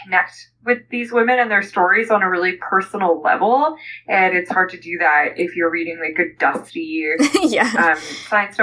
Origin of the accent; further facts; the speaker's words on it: Canada; I'm Canadian